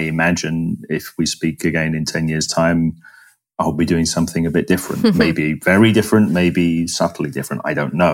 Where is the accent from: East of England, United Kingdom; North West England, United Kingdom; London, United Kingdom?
London, United Kingdom; moved away as an adult; also born or lived in Florence, Italy / Bangalore, India; somebody growing up in London